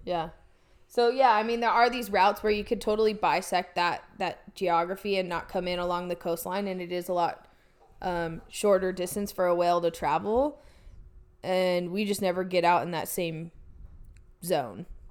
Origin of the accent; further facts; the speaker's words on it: Oregon, United States; now in California, United States; growing up in Oregon